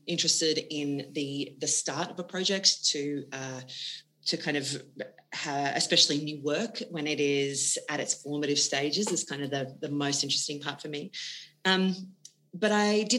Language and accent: English; Wagga Wagga, New South Wales, Australia; I grew up in Wagga Wagga in New South Wales